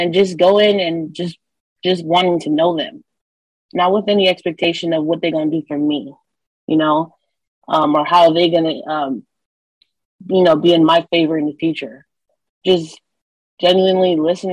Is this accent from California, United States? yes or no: yes; Long Beach, California, United States; I grew up in Long Beach, California, surrounded by gang violence.